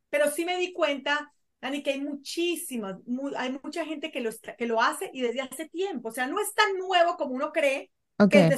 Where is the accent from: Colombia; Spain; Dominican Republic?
Colombia; also born or lived in Venezuela; yo soy colombiana, pero vivía en Venezuela, yo viví en Venezuela durante muchos años, por eso hay gente que se, no, no, sabe de dónde soy.